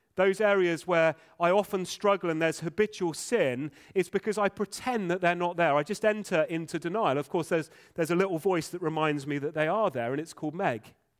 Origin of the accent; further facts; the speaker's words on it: England, United Kingdom; first language English; English folk, many of us. Uh, English is our first language.